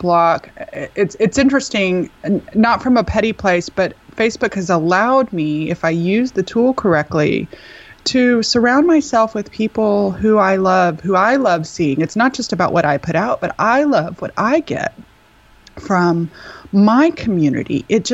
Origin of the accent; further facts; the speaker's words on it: Texas, United States; I'm from Texas where there's like three Jewish people